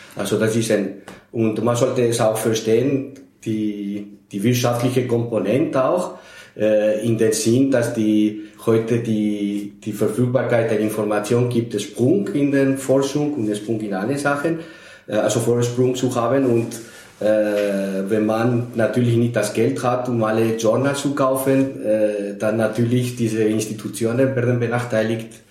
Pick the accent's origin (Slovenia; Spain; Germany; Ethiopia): Spain; now in Austria; Ich bin in Spanien geboren, aber schon seit 40 Jahren in Österreich.